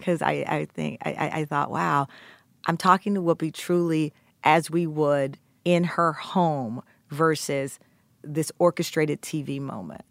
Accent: Texas, United States; I'm from Texas

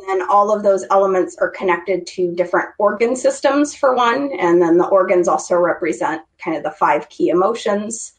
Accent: Idaho, United States; I grew up in Idaho. I grew up in a small town.

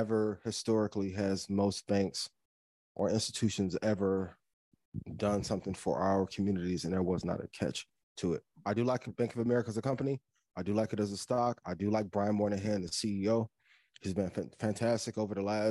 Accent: East Chicago, Indiana, United States; my hometown of East Chicago, Indiana.

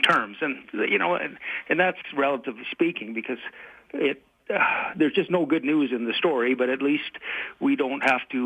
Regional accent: Calgary, Alberta, Canada; In my life experience here in Alberta, and I'm born and raised in Calgary

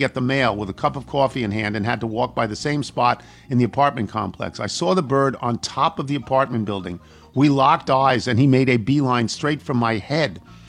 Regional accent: Houston, Texas, United States; I'm from Houston, and mockingbirds are very common and happen to be the state bird.

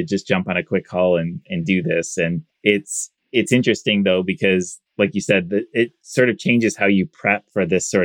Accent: Michigan, United States; I'm from Michigan

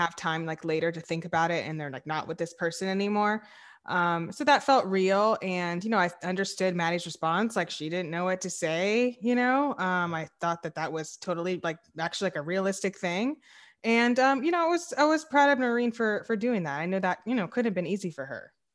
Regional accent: the South, United States; I'm from the South

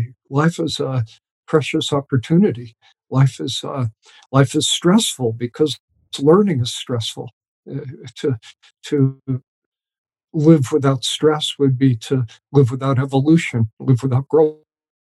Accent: New York, United States; moved away; I grew up just outside of New York City

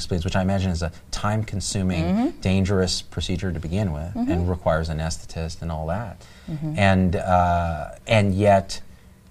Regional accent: Central Valley, California, United States; I grew up in the Central Valley

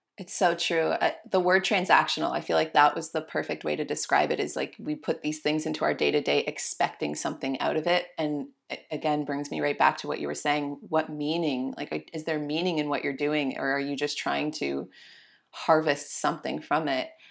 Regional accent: Canada; I'm a Canadian

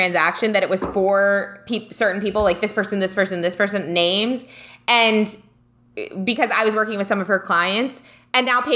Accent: United States; I was from America

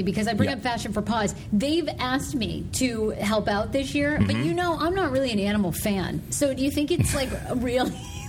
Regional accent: Maine, United States; moved away; when I grew up in Maine

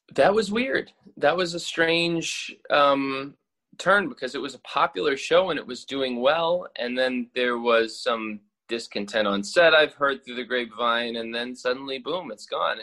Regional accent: Louisville, Kentucky, United States; moved away as an adult; now in New York, United States; I'm from Kentucky originally grew up in Louisville

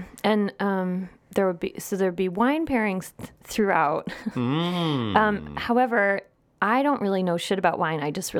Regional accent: Midwest, United States; It might be muffaletta, but I call it jarred salad because I'm from the Midwest. Listen, my accent.

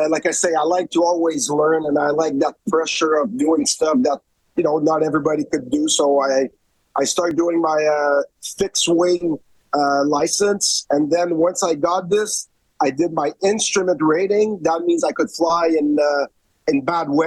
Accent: Montreal, Quebec, Canada; moved away as an adult; I'm from Montreal

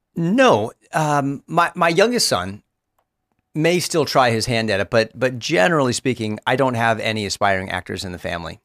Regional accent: Los Angeles, California, United States; I live in Los Angeles. I grew up in Los Angeles

